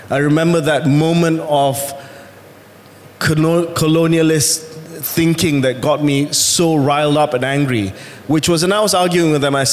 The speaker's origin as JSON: {"language": "English", "country": "Kuwait", "tie": "born there", "said": "I was born not in this country. I was born in Kuwait. And I spent all my life, all my pre adult life abroad."}